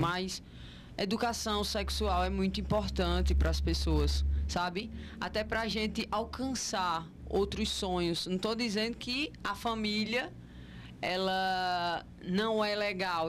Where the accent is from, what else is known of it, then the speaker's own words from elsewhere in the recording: Toritama, Pernambuco, Brazil; Sou natural de Toritama